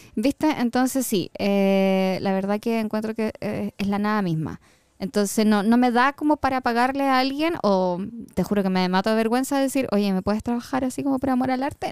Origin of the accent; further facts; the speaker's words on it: Santiago, Santiago Metropolitan Region, Chile; Siempre me quedo en Santiago. Me encanta, yo soy amante de Santiago. Me encanta mi ciudad.